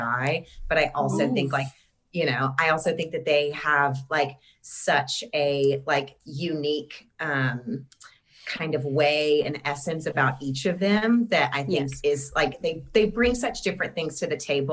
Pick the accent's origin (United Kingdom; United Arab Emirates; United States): United States; Clarksville, Tennessee; moved away; I'm from Clarksville originally, which is just north of Nashville